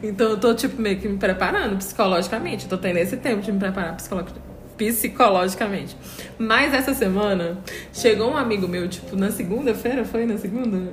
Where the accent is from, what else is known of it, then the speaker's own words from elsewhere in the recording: Brazil; a gente como brasileiro